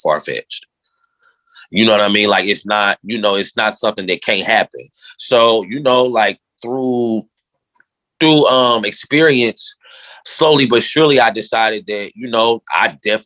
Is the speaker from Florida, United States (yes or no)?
no; Indianapolis, Indiana, United States; when we growing up in Indy